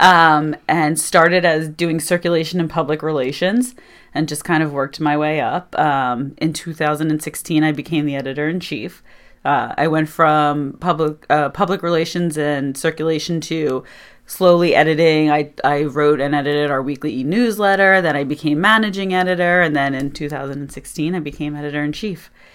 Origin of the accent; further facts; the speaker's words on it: Doylestown, Pennsylvania, United States; also born or lived in Syracuse, New York; So I'm actually, uh, native of Bucks County, Pennsylvania. I was born and raised in Doylestown.